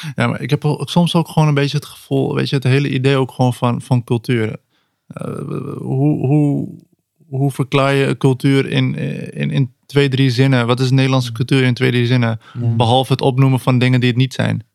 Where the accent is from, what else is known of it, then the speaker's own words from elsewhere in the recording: Netherlands; ik, ben gewoon hier geboren, ik ben gewoon Nederlands